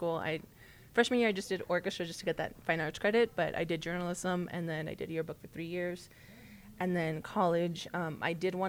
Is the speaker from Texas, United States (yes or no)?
yes; McAllen, Texas, United States; first language Spanish; English is a second language; moved away as an adult; also born or lived in Nogales, Arizona; Yeah, so I am actually from South Texas, from the Rio Grande Valley, and specifically McAllen, Texas.